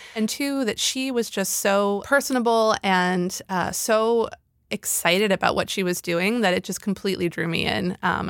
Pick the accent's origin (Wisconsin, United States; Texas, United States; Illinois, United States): Illinois, United States; Chicago; I grew up in Chicago, and there are these like extensive alley systems, you know, behind the homes.